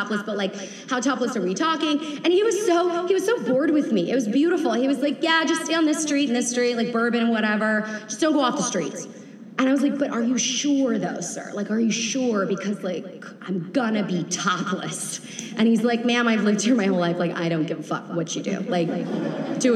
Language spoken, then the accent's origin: English; Atlanta, Georgia, United States; I'm from Atlanta